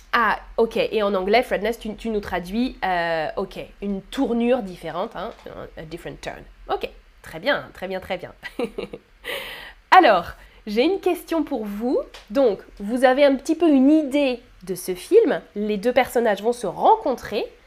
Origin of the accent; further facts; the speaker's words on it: France; first language French; je suis française native